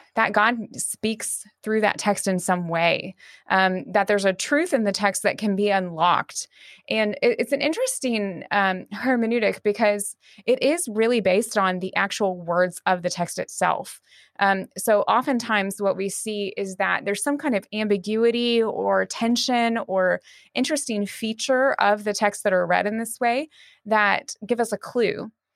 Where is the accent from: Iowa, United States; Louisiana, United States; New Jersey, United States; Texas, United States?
Texas, United States; moved away as an adult; also born or lived in Arkadelphia, Arkansas / Durham, England; now in Deerfield, United States; I grew up in Texas